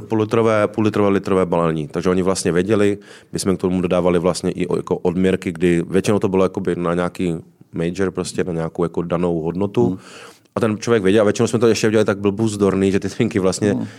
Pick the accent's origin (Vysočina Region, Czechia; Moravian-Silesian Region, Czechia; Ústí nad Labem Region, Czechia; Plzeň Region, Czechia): Moravian-Silesian Region, Czechia; Ostrava; moved away as an adult; also born or lived in Prague; now in Karlovy Vary, Czech Republic; Já jsem se z Ostravy dostal do Prahy, abych se následně dostal z, vlastně z úplného východu na úplný západ